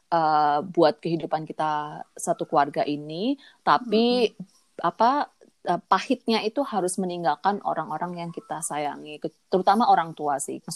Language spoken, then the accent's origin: Indonesian; Kediri, East Java, Indonesia; accent: Javanese (medok); also born or lived in Surabaya; now in Canada; Dan aku dari Surabaya, aslinya Kediri. Makanya suara